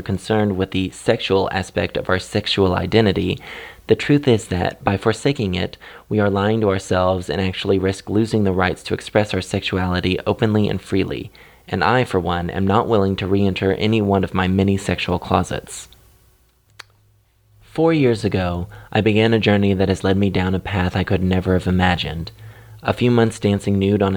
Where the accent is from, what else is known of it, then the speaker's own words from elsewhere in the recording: Kansas City, United States; my hometown of Kansas City